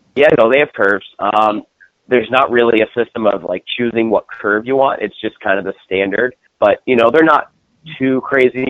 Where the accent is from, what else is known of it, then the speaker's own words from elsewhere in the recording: New Jersey, United States; now in St. Louis, United States; So I'm based out of St. Louis, Missouri. I uh, I'm originally from New Jersey, and then made the uh, trek out here, and been stuck ever since.